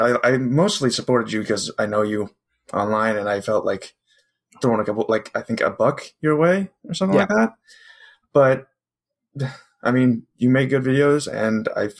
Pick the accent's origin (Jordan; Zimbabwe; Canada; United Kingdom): Canada; Ontario; I'm from Canada. I'm from Ontario, Canada.